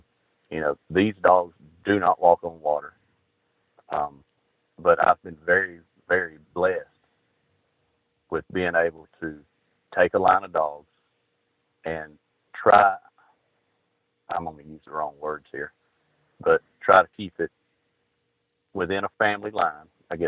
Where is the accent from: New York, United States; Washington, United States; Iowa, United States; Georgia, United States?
Georgia, United States; I'm from Georgia.